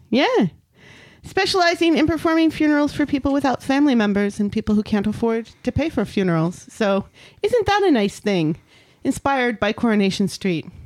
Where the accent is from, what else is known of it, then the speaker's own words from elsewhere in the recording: United States; accent: American; I'm an American